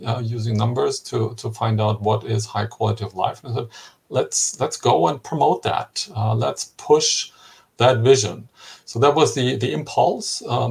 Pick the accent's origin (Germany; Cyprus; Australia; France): Germany; my home country, Germany